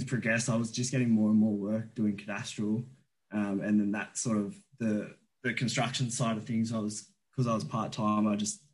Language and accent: English; Blue Mountains, New South Wales, Australia; growing up in the Blue Mountains.